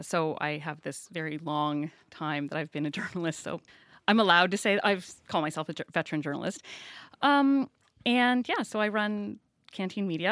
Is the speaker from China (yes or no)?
no; Saint John, New Brunswick, Canada; also born or lived in Prince George; I grew up on the Lower West Side before the scrubbers were put on the refinery here.